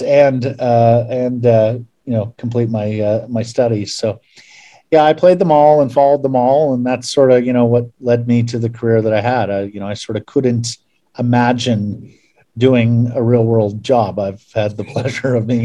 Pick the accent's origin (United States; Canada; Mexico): Canada; Eastern Ontario; moved away as an adult; now in Vancouver, Canada; Growing up in Eastern Ontario